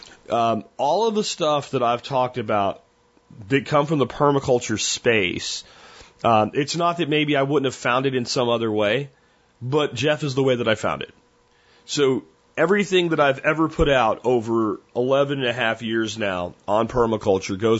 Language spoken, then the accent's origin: English; United States; as an American